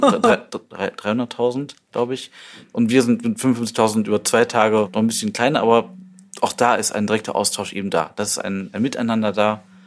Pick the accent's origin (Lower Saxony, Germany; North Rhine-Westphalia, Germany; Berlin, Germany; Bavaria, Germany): North Rhine-Westphalia, Germany; Düsseldorf; als Düsseldorfer